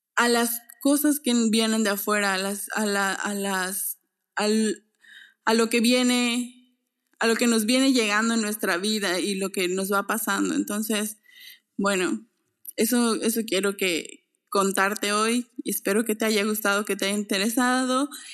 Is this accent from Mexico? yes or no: yes; Mexico; moved away as an adult